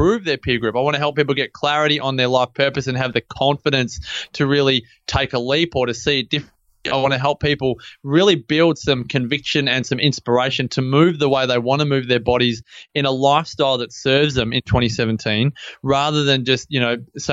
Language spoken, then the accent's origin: English; Melbourne, Victoria, Australia; moved away; I grew up in Melbourne, grew up in Templestowe.